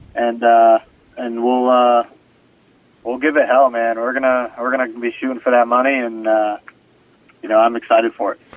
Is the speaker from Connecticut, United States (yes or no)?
yes; Stafford, Connecticut, United States; my hometown of Stafford